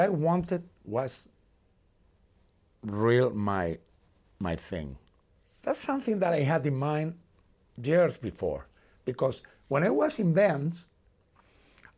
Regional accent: Spain; I'm from Spain.

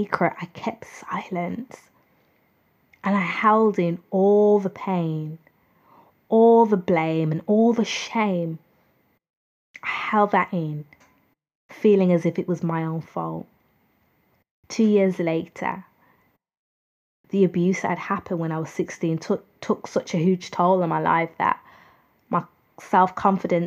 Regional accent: United Kingdom; I'm from the United Kingdom

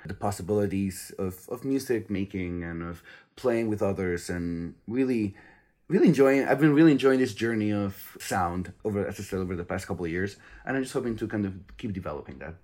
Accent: Spain; now in United States; I'm originally from Spain, but I've been living in the U S for quite a while now.

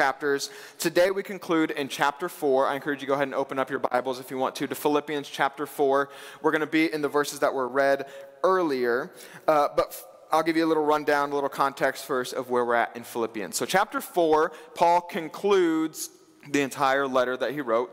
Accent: Wabash, Indiana, United States; I did grow up here in Indiana. I'm a Hoosier, born and bred. I grew up in Wabash, Indiana

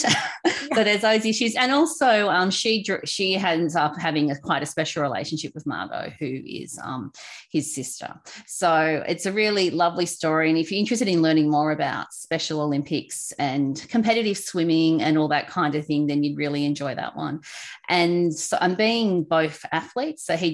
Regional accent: Australia; accent: Aussie; My Aussie accent

